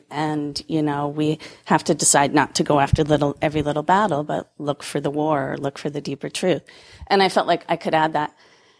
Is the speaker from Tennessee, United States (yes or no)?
no; Massachusetts, United States; I'm from Massachusetts